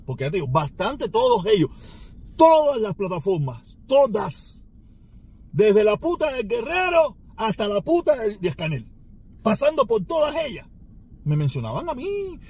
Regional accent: Cuba; moved away; yo añoro estar en mi país. Yo tengo muchos años fuera y he estado en muy pocas ocasiones en mi país

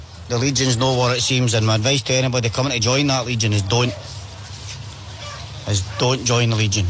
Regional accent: Glasgow, Scotland, United Kingdom; I'm from Glasgow.

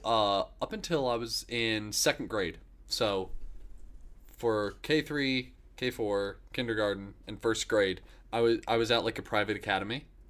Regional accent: Dunellen, Florida, United States; Growing up in Dunellen

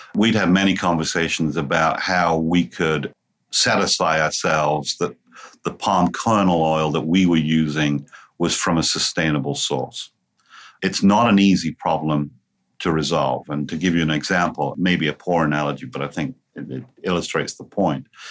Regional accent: England, United Kingdom; moved away as an adult; now in Cincinnati, United States; I'm about three and a half thousand miles away from my original home which of course was in England. I actually came to the United States during the 1990s

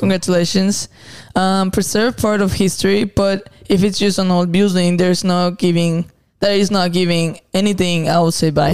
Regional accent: Zacatecas, Mexico; moved away; I'm from Zacatecas

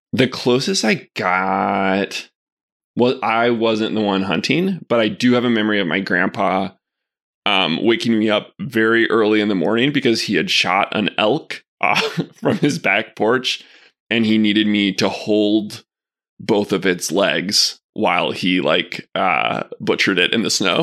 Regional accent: Arkadelphia, Arkansas, United States; I grew up together in Arkadelphia

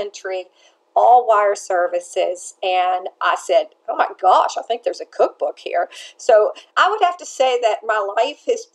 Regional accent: Nashville, Tennessee, United States; also born or lived in Atlanta, United States; I grew up baking cakes in Nashville with my mother

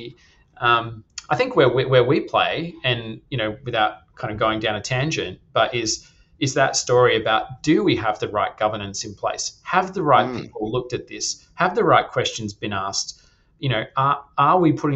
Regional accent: Perth, Western Australia, Australia; moved away; also born or lived in London / Europe; I grew up in Perth, Western Australia, lovely part of the world

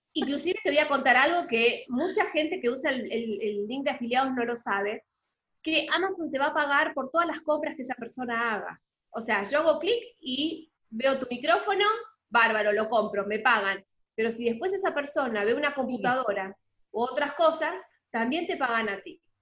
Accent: Argentina; accent: Argentine; moved away as an adult; now in Panama; soy argentina, por lo que muchos se habrán dado cuenta por el acento, pero vivo en Panamá hace casi 10 años

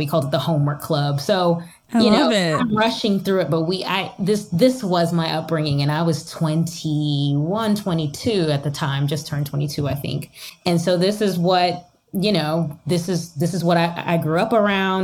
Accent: New Jersey, United States; moved away as an adult; now in Pennsylvania, United States; I started sort of in New Jersey. That's where I'm from

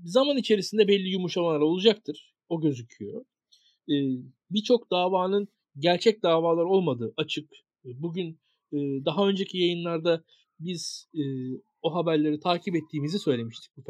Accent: Bornova, İzmir, Turkey; Ben Bornovalıyım. Fethullah Gülen benim mahallemdeki caminin imamıymış ben doğmadan önce.

